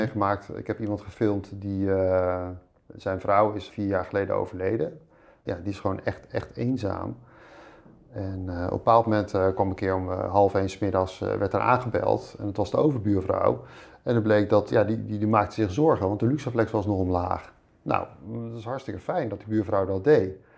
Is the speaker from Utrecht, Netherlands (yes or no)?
no; Voorburg, South Holland, Netherlands; also born or lived in Rotterdam / Spain / IJburg, Amsterdam; now in Amsterdam, Netherlands; ik ben opgegroeid in Voorburg bij Den Haag